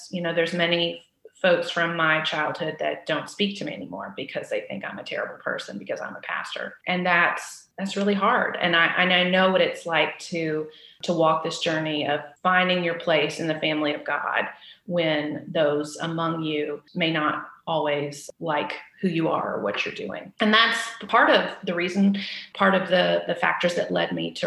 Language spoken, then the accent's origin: English; Chattanooga, Tennessee, United States; I grew up in the South. I grew up mostly in Chattanooga, Tennessee